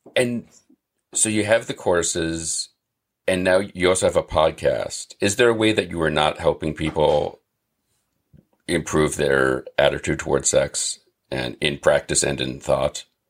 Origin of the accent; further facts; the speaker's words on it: Massachusetts, United States; I'm from Massachusetts